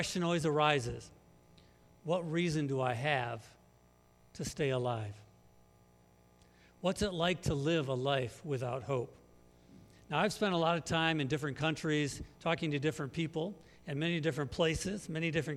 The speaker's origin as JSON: {"language": "English", "town": "Muskegon", "region": "Michigan", "country": "United States", "also_born_or_lived": "Africa", "moved": "as an adult", "lives_now": "Northwest Indiana, United States", "said": "We're originally from Western Michigan, from Muskegon"}